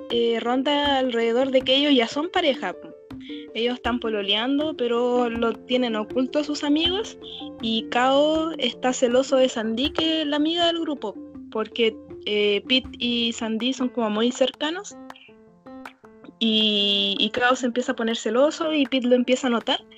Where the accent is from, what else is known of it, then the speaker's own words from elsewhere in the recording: Chile; Eh, bueno, este es un podcast nuevo. Somos chilenas